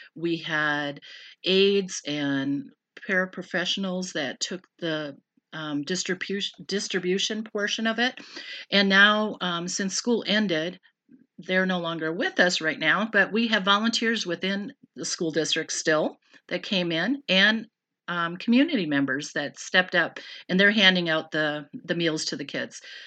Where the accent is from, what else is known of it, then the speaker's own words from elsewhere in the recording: Random Lake, Wisconsin, United States; moved away; also born or lived in California; I grew up in Random Lake. but moved out to California, and I was out there for thirteen years, and then we relocated back here to Random Lake